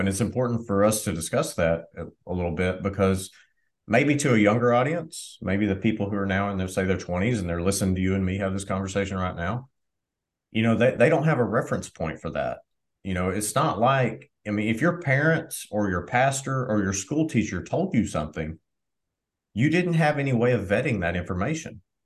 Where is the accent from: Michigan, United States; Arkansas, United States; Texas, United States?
Arkansas, United States; Southwest; So I grew up in Southwest Arkansas.